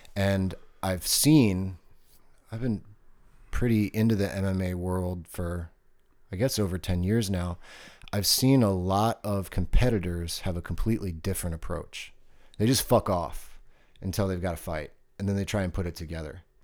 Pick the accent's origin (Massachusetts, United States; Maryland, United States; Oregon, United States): Maryland, United States; Baltimore; moved away; also born or lived in Virginia Beach; growing up on the East Coast when I lived in Baltimore